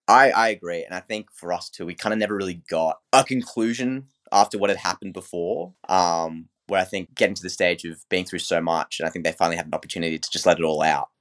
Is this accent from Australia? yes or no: yes; Australia; being a fellow Aussie